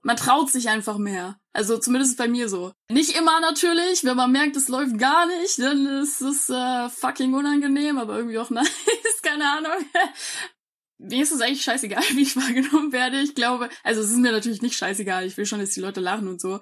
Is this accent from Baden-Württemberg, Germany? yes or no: no; Munich, Bavaria, Germany; Ich bin einundzwanzig Jahre alt, äh, geboren in München.